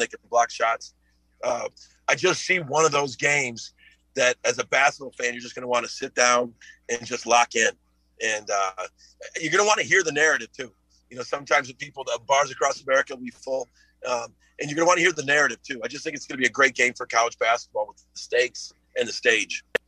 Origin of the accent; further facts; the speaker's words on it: Chicago, Illinois, United States; moved away; I'm from Chicago